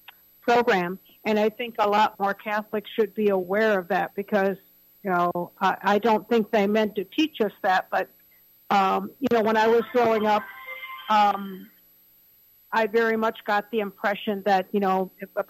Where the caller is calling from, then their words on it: Cleveland, Ohio, United States; I'm calling from Cleveland, Ohio.